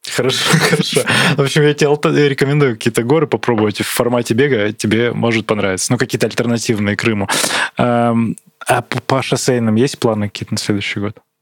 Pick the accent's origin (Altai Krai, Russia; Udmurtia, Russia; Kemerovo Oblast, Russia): Altai Krai, Russia; Barnaul; Я из Барнаула